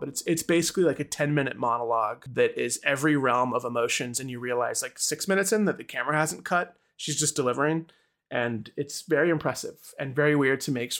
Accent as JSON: {"language": "English", "region": "Oklahoma", "country": "United States", "said": "I'm from Oklahoma"}